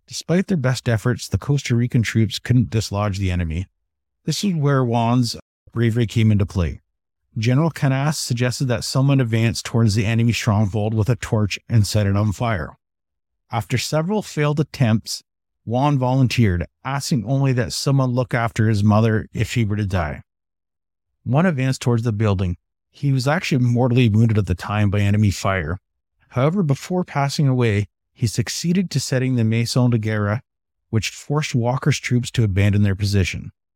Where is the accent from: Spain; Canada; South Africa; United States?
Canada; Being a Canadian